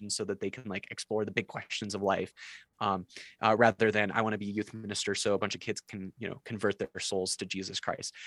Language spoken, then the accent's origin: English; South Dakota, United States; I grew up uh, in like what I felt like was the heart of evangelicalism, uh, not in Nashville, but uh, in in South Dakota